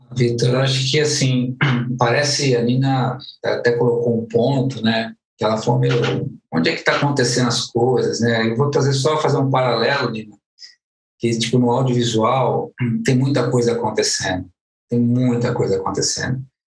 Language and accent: Portuguese; Guarulhos, São Paulo, Brazil; nasci em São Paulo, mas toda a vida morei em Guarulhos.